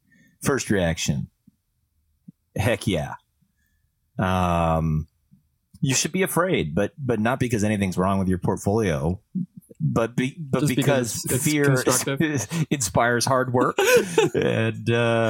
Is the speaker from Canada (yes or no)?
yes; Canada; first language French; English is a second language; You know, I'm Canadian as a French speaker, and I can tell you that it's defined, you know.